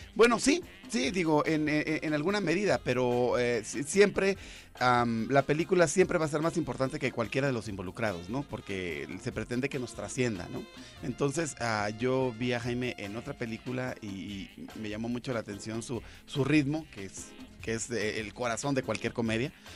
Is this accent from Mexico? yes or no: yes; Ensenada, Baja California, Mexico; moved away; yo nací en Ensenada, ¿no? Ah, y hace un buen de años que ya no vivo allá